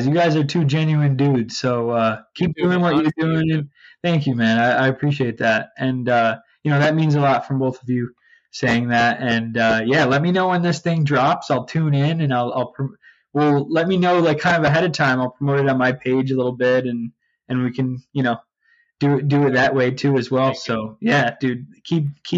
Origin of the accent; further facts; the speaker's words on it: Utica, New York, United States; now in Port Jefferson, United States; I'm from Utica, New York, upstate New York